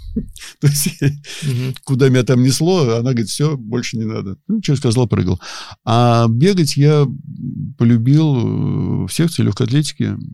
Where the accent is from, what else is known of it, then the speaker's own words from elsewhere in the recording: Kimry, Tver Oblast, Russia; also born or lived in Dubna / Peleduy; я родился, вырос и жил на Волге